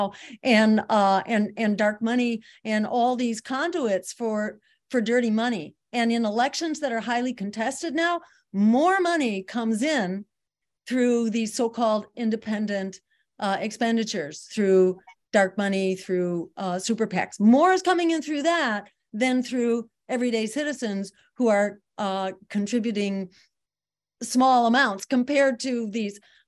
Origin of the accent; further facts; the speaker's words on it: Massachusetts, United States; My home state of Massachusetts